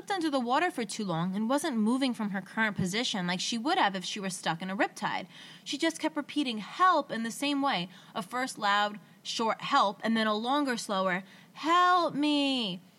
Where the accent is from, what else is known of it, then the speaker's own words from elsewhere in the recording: United States; I grew up on Lake Michigan, and back when I was in school, we'd spend pretty much every night out on the beach or in the dunes.